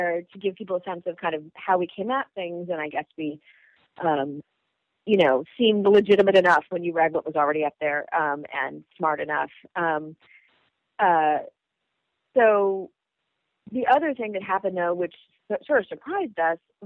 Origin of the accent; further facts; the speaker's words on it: California, United States; I'm from California